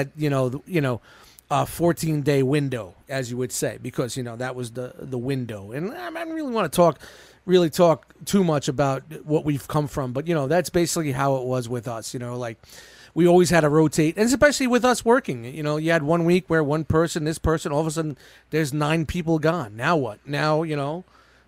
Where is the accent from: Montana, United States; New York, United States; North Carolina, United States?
New York, United States; New York City; now in New Jersey, United States; I grew up in Brooklyn. I grew up in Canarsie, which was, at the time, heavily mobbed up